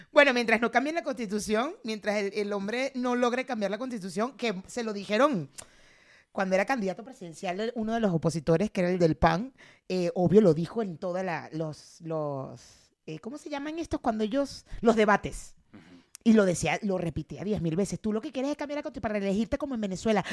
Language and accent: Spanish; Mexico